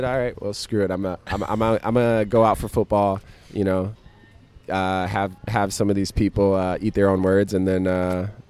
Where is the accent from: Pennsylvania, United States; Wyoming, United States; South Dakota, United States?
South Dakota, United States; now in New York City, United States; I grew up in South Dakota